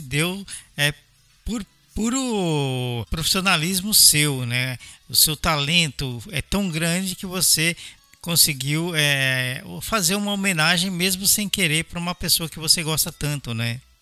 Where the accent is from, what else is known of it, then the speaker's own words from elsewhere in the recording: São Paulo, Brazil; also born or lived in Belo Horizonte, Brazil; eu sou paulistano, eu morei por oito anos aí em BH